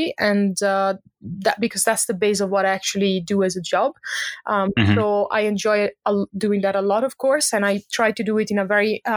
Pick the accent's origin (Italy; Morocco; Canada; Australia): Italy; moved away as an adult; also born or lived in Lund, Sweden; now in Stockholm, Sweden; I'm originally from Italy, but I've been based in Sweden for the last 10 years.